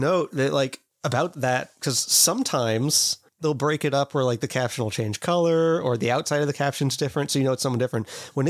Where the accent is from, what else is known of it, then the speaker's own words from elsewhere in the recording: Kansas, United States; maybe this is just because I'm from Kansas